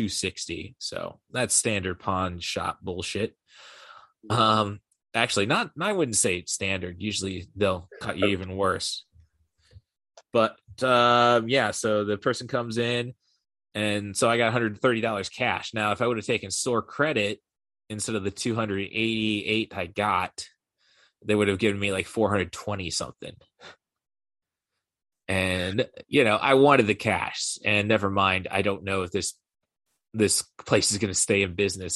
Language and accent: English; Morton, Illinois, United States; moved away; back in my hometown before they expanded the movie theater, there's only one screen, and this is in Morton, Illinois.